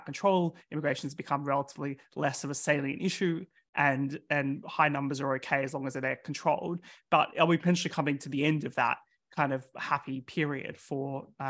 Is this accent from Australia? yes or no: yes; Australia; now in United Kingdom; In my home country, in Australia